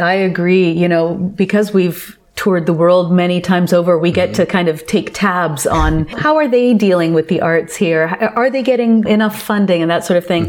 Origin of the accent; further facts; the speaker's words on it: Toronto, Ontario, Canada; I was born and raised in Toronto